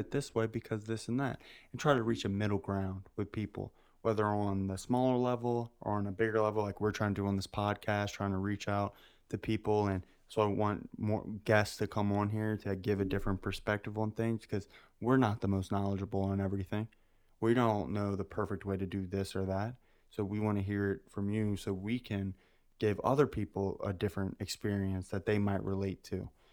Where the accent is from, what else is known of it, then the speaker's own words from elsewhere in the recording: United States; I'm American